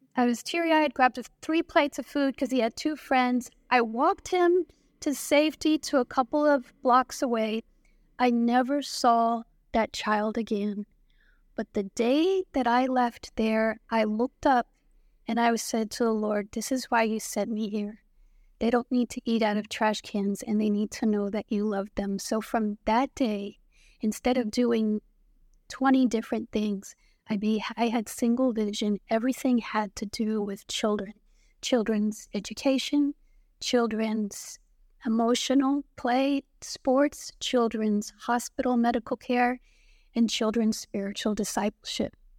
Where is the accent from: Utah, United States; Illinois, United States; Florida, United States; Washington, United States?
Florida, United States; moved away as an adult; also born or lived in New Jersey / Puerto Rico; now in Haiti; I grew up in Florida, uh, when I was younger, I lived in Puerto Rico